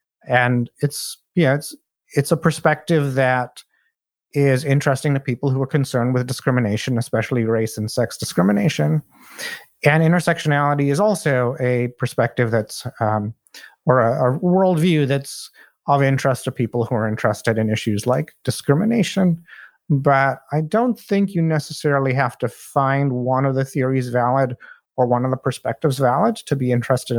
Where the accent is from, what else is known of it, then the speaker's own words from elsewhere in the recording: India; moved away as an adult; also born or lived in Saudi Arabia; now in United States; in Saudi Arabia for the first 10 years of my life because my father worked there, and then I lived in my home country of India for 8 years. And after that, I moved to the US for college.